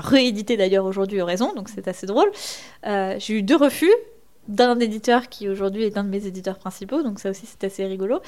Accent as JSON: {"language": "French", "town": "Rémalard", "region": "Normandy", "country": "France", "tie": "born or raised there", "moved": "as an adult", "lives_now": "Paris, France", "said": "j'ai grandi euh, du coup en Normandie, en Basse-Normandie précisément"}